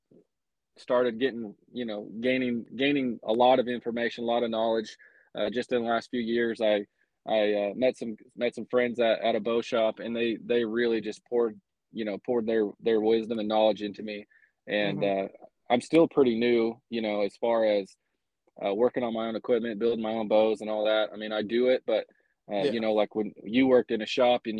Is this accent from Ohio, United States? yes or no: no; Colorado, United States; moved away as an adult; also born or lived in Aurora, Colorado; now in Oklahoma, United States; I grew up in Colorado, which would have been right up your alley. I lived there all the way until, college